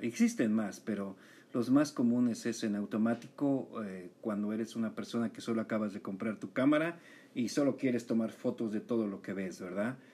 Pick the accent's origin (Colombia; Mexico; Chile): Mexico; yo que crecí en México